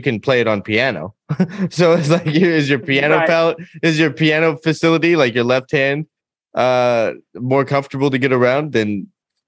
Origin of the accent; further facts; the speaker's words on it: United States; as an American